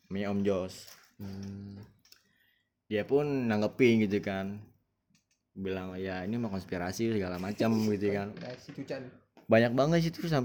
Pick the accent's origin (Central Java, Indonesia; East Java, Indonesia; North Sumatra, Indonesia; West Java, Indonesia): West Java, Indonesia; Bogor; apalagi kalau udah daerah gue gitu ya Bogor dong.